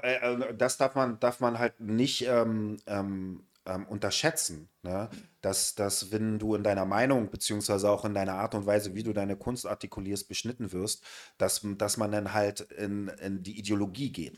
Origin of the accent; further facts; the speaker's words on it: Berlin, Germany; wir Berliner